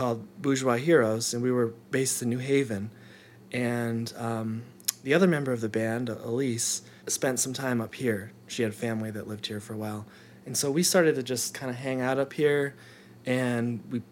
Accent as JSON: {"language": "English", "town": "East Haddam", "region": "Connecticut", "country": "United States", "tie": "born or raised there", "moved": "yes", "lives_now": "Northampton, United States", "said": "I'm from Connecticut"}